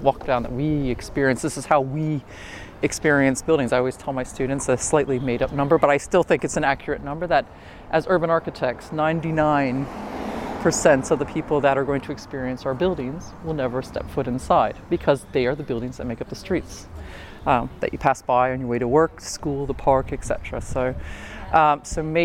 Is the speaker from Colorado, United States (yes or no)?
no; Ohio, United States; now in London, United Kingdom; the town I grew up in Ohio